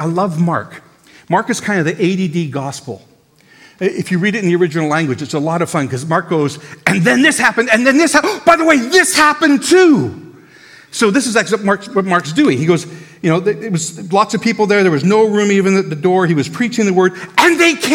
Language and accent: English; Canada; we're so Canadian